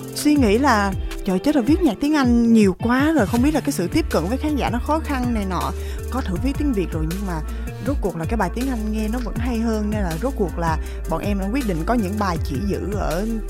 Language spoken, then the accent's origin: Vietnamese; Vietnam; sinh ra ở Việt Nam